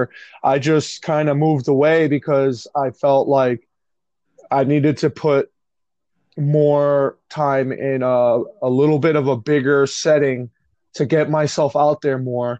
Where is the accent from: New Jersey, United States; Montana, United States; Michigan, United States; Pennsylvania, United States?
New Jersey, United States; Union City; also born or lived in Secaucus, New Jersey; I grew up in Union City, New Jersey